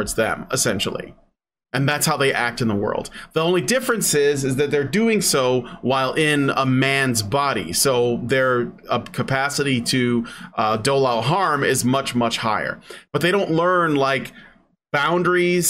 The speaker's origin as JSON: {"language": "English", "town": "Chicago", "region": "Illinois", "country": "United States", "tie": "born or raised there", "said": "the neighborhoods I grew up in Chicago"}